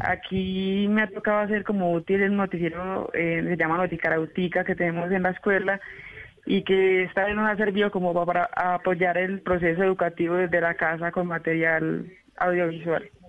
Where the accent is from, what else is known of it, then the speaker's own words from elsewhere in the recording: Giraldo, Antioquia, Colombia; also born or lived in Vichada; Yo soy del municipio de Girardo, Antioquia, también occidente em, antioqueño.